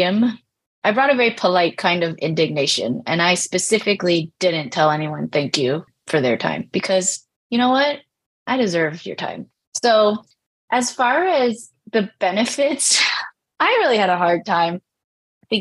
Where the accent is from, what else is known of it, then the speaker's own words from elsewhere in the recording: United States; now in Georgia, United States; My family is from Taiwan and China. I was born in the States, though. So I was raised in a community where I was minoritized